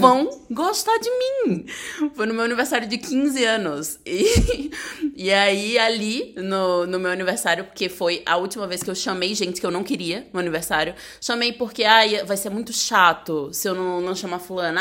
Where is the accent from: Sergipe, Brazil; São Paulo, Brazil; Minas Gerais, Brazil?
Sergipe, Brazil; Aracaju; moved away; Eu sou de Aracaju